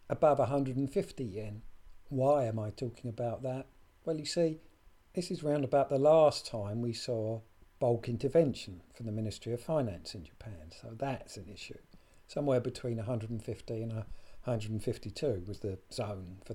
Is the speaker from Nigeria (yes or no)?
no; United Kingdom; my home country, the UK